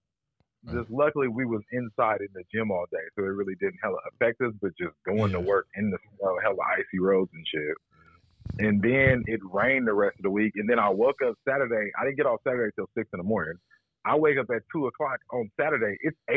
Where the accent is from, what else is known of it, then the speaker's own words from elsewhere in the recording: Oakland, California, United States; now in Ohio, United States; I'm from Oakland, bro.